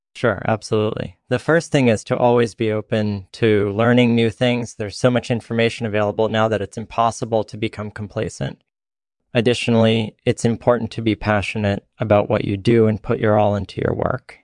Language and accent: English; Netherlands; also born or lived in France; I was born and raised in the Netherlands